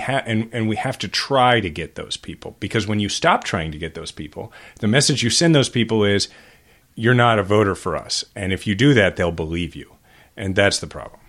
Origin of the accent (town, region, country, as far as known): Kansas City, Missouri, United States; born or raised there